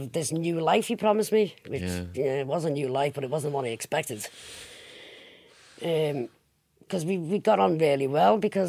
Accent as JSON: {"language": "English", "town": "Liverpool", "region": "North West England", "country": "United Kingdom", "accent": "Scouse", "said": "I'm from Wavertree originally."}